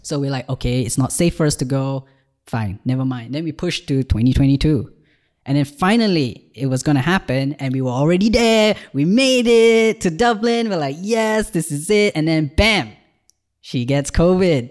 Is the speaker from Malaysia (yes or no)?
yes; Malaysia; moved away as an adult; now in Ireland; I've just moved to Ireland from Malaysia, where I was born.